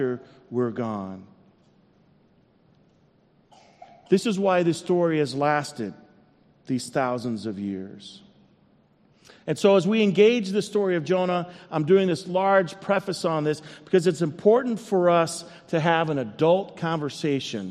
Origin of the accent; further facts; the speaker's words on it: Iowa, United States; now in Minnesota, United States; I was born in Iowa